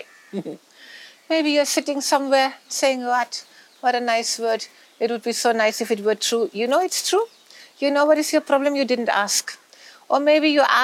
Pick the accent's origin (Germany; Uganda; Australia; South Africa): Germany; moved away; I come from Germany